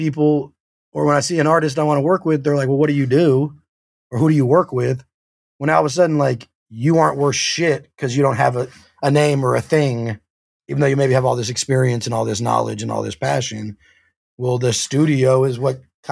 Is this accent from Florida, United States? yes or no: no; Oakland, California, United States; moved away as an adult; now in Los Angeles, United States; I'm from Oakland